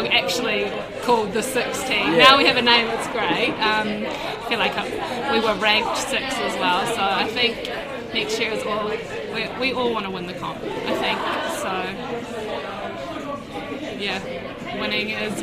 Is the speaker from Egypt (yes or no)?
no; New Zealand; I'm a Kiwi and I love New Zealand